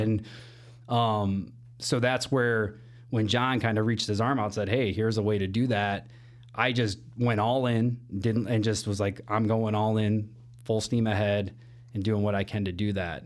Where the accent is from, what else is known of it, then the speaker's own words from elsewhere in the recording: Elgin, Illinois, United States; moved away as an adult; now in Chicago, United States; born and raised Elgin, Illinois